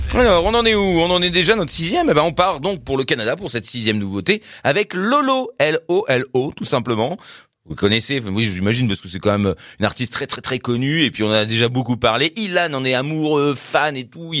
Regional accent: Paris, Île-de-France, France; je suis de Paris

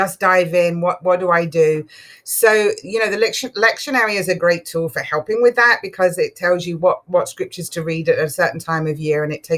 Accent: England, United Kingdom; moved away; I grew up in England, so Church of England predominantly

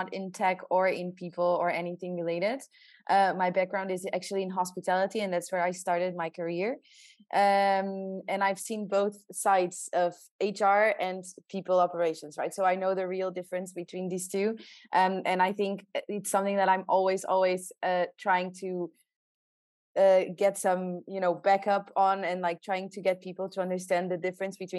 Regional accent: southern Portugal, Portugal; I'm from the south of Portugal, so where all the nice beaches are.

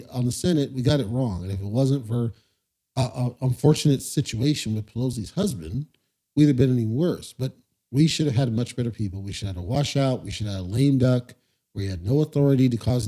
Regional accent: United States; as an American

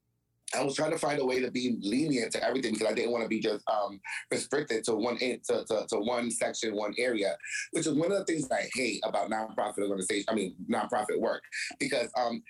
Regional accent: New York City, New York, United States; moved away as an adult; also born or lived in Tarrytown, New York / Yonkers, New York; now in New Jersey, United States; I'm from New York, born in Tarrytown, raised in Brooklyn, lived the rest of my life in Yonkers, decided to move back to Brooklyn

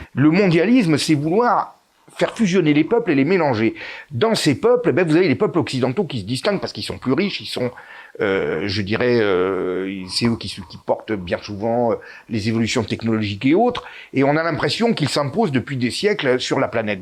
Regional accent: France; nous sommes français

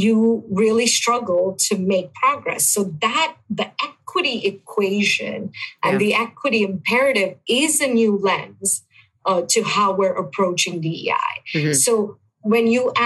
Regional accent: India; moved away as an adult; also born or lived in Buffalo, New York; now in United States; I am born and raised in India

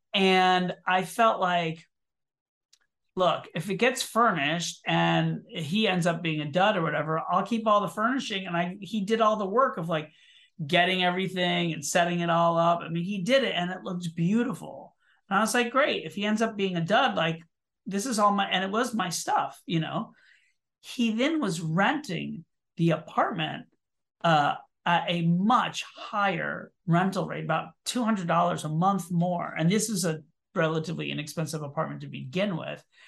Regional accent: Orlando, Florida, United States; moved away as an adult; now in New York City, United States; I was born in Orlando, Florida, and I moved to New York City in nineteen ninety-two to pursue a career in theater

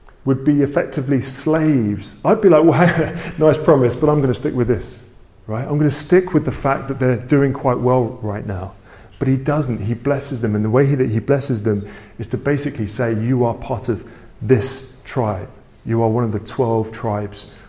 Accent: England, United Kingdom; my family are very British, right? We're very English

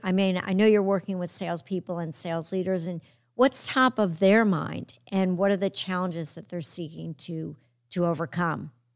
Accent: New York, United States; I'm a New Yorker

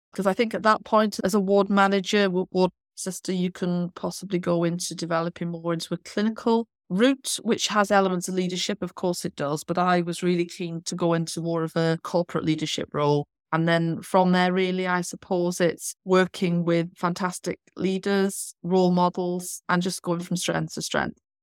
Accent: North Wales, United Kingdom; moved away as an adult; also born or lived in Southend / Birmingham / Bournemouth / Doncaster; now in London, United Kingdom; I'm actually from North Wales. I've trained in North Wales.

